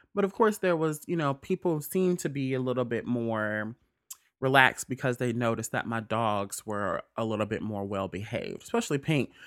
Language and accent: English; Mississippi, United States; moved away; I'm from Mississippi